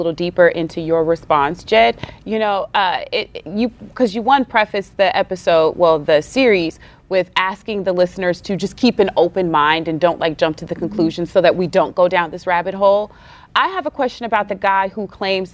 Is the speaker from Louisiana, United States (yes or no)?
yes; Alexandria, Louisiana, United States; also born or lived in Lake Charles, Louisiana; I was raised in Alexandria, Louisiana